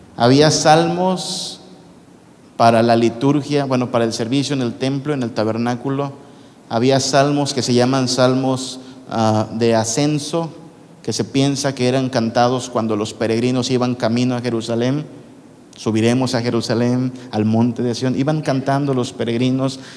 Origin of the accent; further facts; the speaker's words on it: northern Mexico, Mexico; moved away; como buen norteño